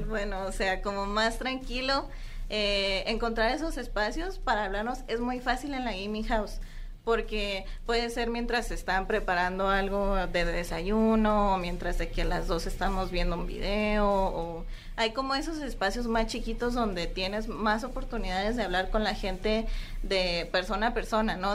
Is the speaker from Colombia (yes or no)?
no; Mexico; nosotras que somos las mexicanas